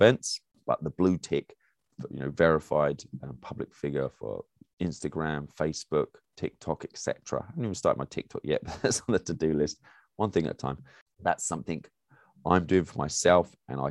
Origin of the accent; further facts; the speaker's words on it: England, United Kingdom; moved away as an adult; now in United States; As an English person